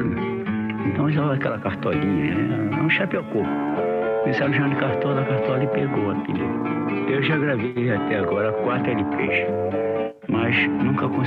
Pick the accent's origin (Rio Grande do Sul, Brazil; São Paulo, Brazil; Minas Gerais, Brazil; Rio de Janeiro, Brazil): Rio de Janeiro, Brazil; Eu nasci no Rio de Janeiro, na rua. no bairro do Catete, na rua Ferreira Viana, em 1911, 8, no dia 11 de outubro.